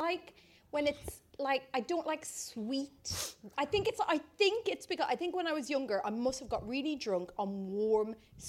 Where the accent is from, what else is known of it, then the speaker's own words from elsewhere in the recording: Ireland; So I grew up in the Irish countryside.